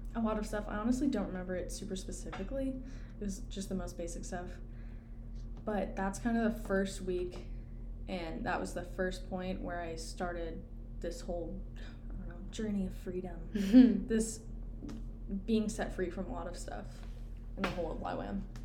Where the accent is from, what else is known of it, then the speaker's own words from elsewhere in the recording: Clemson, South Carolina, United States; I grew up in Clemson